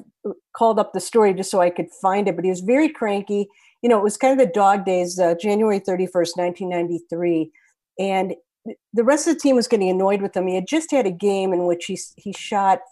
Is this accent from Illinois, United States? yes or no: yes; Chicago, Illinois, United States; I'm from Chicago